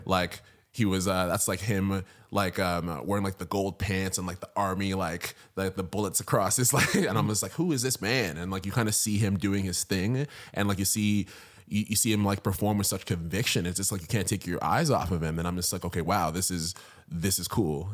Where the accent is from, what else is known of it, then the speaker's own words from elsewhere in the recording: Ottawa, Ontario, Canada; moved away as an adult; now in Toronto, Canada; born and raised in Ottawa, Ontario